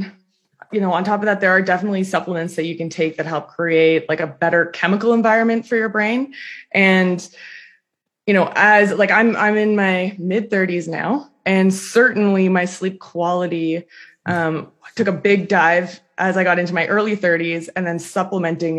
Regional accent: Toronto, Ontario, Canada; I'm from Toronto

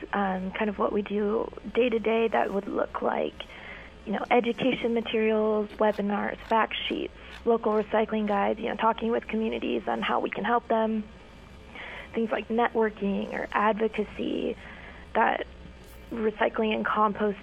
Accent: Ogallala, Nebraska, United States; I'm from Ogallala, so rural Nebraska, and I'm not foreign to the hunting and fishing aspect of life

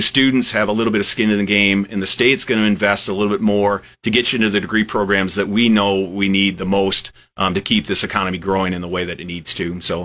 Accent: western South Dakota, United States; moved away as an adult; also born or lived in Lincoln, Nebraska / Iowa; now in Nebraska, United States; I'm originally from a small town in, in western South Dakota

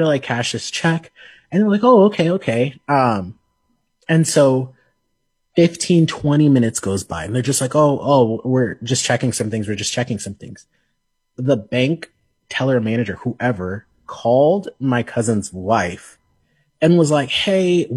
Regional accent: Lincoln, Nebraska, United States; also born or lived in Omaha / Sioux Falls; this place is where I grew up

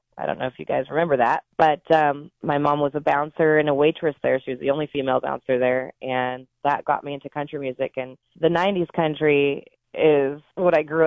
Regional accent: Oregon, United States; I love growing up in Oregon. I mean, my mother was correct in moving us here

